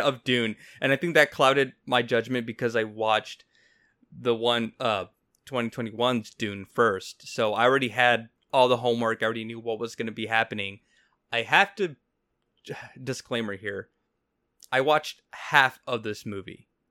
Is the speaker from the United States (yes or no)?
no; Mexico; I'm Mexican, so I can't excuse my my accent.